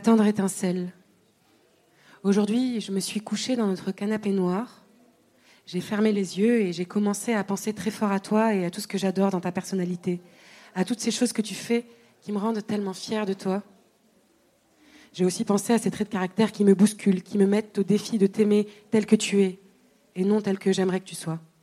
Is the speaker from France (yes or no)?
no; Tunisia; moved away; de mon enfance en Tunisie